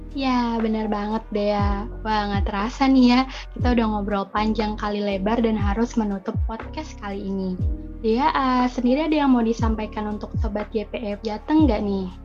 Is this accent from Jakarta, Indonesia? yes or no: yes; Jakarta, Indonesia; moved away; also born or lived in Bogor; Asal aku dari Jakarta dan sekarang menjadi mahasiswi semester 3 di Institut Pertanian Bogor